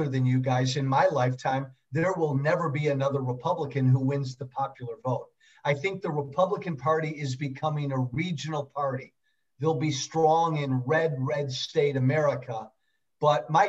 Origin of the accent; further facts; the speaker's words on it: Chicago, Illinois, United States; born and raised in the Chicago suburbs